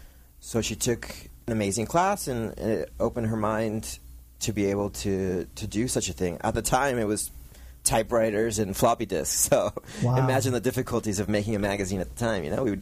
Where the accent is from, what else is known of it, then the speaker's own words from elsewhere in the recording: Argentina; now in San Juan Capistrano, United States; In 1995, my mother, the publisher of PARA TODOS, was working at ROP in San Juan Capistrano, where we came directly from Argentina.